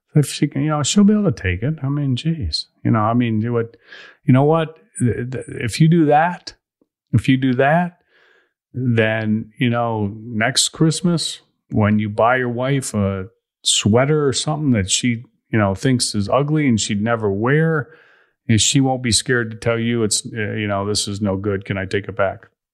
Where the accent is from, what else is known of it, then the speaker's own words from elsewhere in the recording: Chicago, Illinois, United States; I'm from Chicago